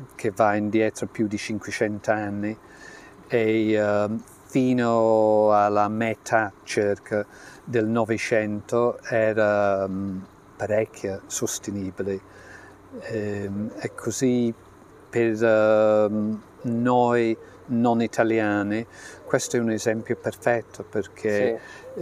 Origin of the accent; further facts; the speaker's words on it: Yorkshire and the Humber, United Kingdom; Italian is a second language; moved away; Io sono dello Yorkshire e la casa in cui sono cresciuta eh, era un po' freddina d'inverno